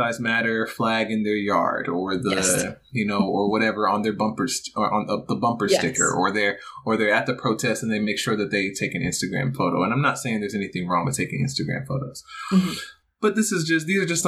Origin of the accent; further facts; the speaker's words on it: Stone Mountain, Georgia, United States; I grew up in Stone Mountain, Georgia, and I was a part of the DeKalb County school system